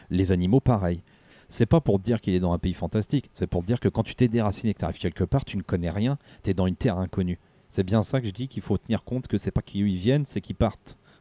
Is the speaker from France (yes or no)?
yes; France; chez nous en France